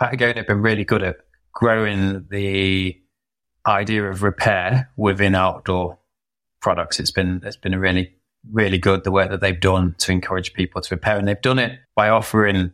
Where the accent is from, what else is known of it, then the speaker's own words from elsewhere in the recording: Peak District, East Midlands, United Kingdom; moved away as an adult; now in France; growing up in the Peak District